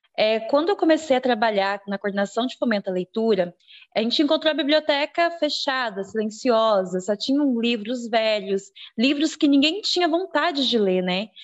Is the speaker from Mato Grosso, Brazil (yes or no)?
yes; Juína, Mato Grosso, Brazil; sou aqui de Juína